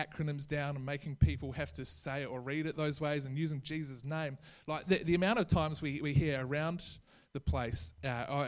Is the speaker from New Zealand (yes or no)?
yes; New Zealand; now in Australia; I'm a New Zealand citizen. I'm not Australian